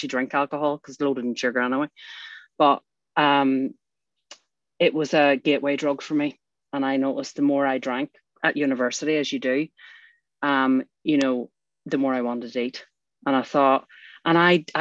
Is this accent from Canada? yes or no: no; Northern Ireland, United Kingdom; I grew up in Northern Ireland